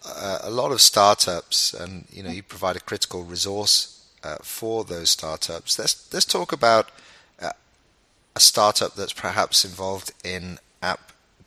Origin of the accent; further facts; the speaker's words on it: United Kingdom; moved away; I'm British, as you can tell. I'm a long way from California. In fact, we're doing this call and I'm calling you from Dubai.